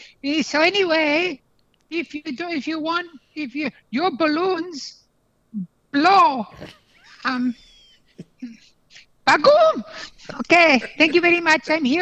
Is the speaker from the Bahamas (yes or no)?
no; Bangladesh; I'm from Bangladesh. I'm not from Pakistan.